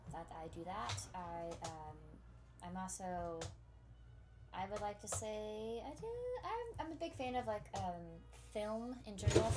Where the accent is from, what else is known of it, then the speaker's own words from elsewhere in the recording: Texas, United States; also born or lived in Pennsylvania; I'm from Texas where our chief exports are bigotry and ignorance.